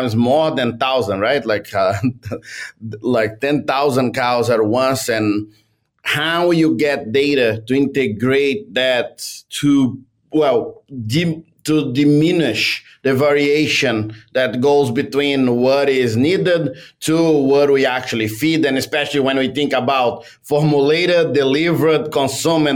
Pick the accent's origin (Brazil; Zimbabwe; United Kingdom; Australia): Brazil; moved away as an adult; also born or lived in Canada; now in Vermont, United States; I come from Brazil